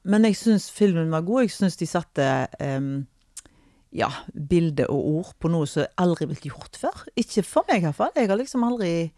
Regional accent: Norway; vi er fra Norge

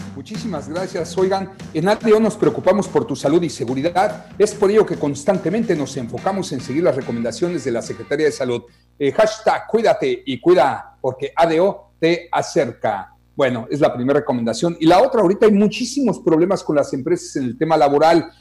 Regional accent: Mexico; somos mexicanos

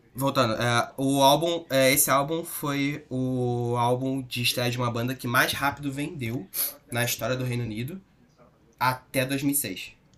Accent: Rio de Janeiro, Brazil; also born or lived in Curitiba; eu sou carioca, sempre, sempre morei aqui

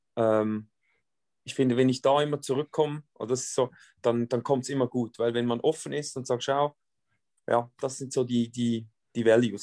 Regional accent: Switzerland; bei uns in der Schweiz

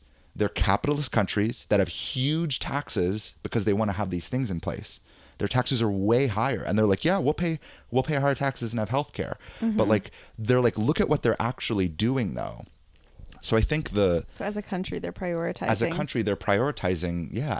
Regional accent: California, United States; what shocked me was being like a Californian hippie and even just like a really liberal person before

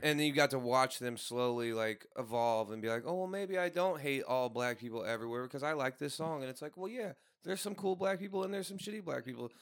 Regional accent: St. Louis, Missouri, United States; now in Tucson, United States; I'm not a hundred percent from Saint Louis in the city. I'm from, like, three to five miles away

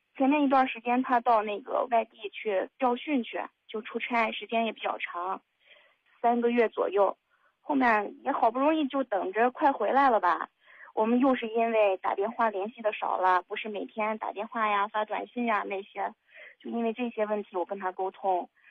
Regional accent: Henan, China; moved away as an adult; now in Xinjiang, China; 我是一个人在这边工作，我是河南人，但是我在新疆工作，也就是离家特别远

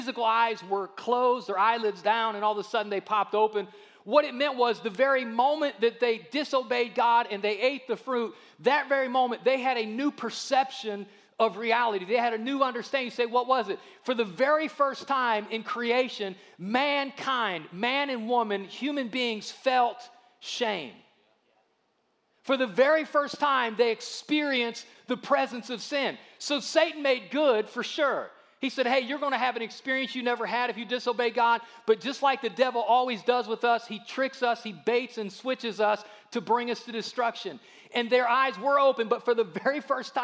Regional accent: Ohio, United States; I'm from Ohio.

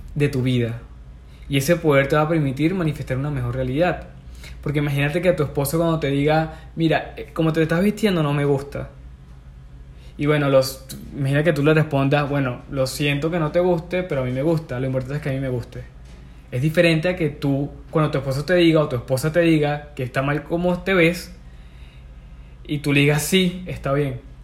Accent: Venezuela; moved away as an adult; also born or lived in Peru; yo vivía en Perú, pero me vine a mi, a mi ciudad natal, en Venezuela

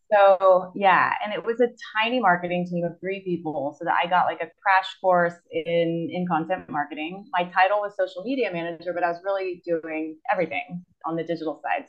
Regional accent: Austin, Texas, United States; moved away as an adult; also born or lived in Chile / Germany / Spain / South Korea; now in Izmir, Turkey; I'm originally from Austin, Texas. That's where I grew up

